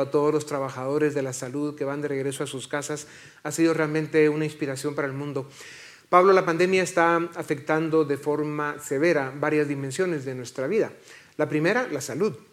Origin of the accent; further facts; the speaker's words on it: Guatemala; somos muchos los guatemaltecos